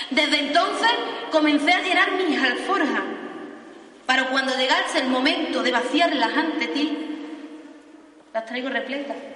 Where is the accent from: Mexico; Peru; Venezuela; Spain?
Spain; Fuentes de Andalucía, Andalusia; Y a mi pueblo, fuente de Andalucía, al que me vio nacer y al que tanto y tanto amo